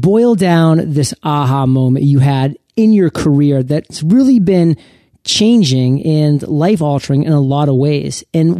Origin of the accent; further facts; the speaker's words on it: Portland, Maine, United States; Agents of Change in my home state of Portland, Maine